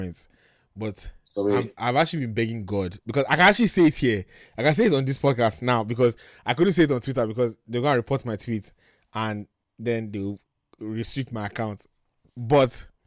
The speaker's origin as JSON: {"language": "English", "country": "Nigeria", "tie": "born or raised there"}